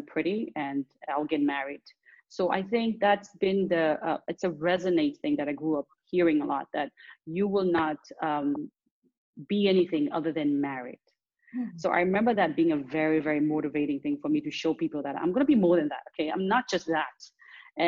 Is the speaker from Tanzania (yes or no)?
yes; Dar es Salaam, Tanzania; also born or lived in Nairobi, Kenya; I grew up between Dar es Salaam, the city I'm from, and Nairobi, Kenya